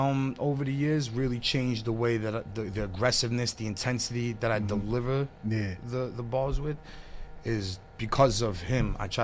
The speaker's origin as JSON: {"language": "English", "town": "New York City", "region": "New York", "country": "United States", "tie": "born or raised there", "said": "I'm from Staten Island."}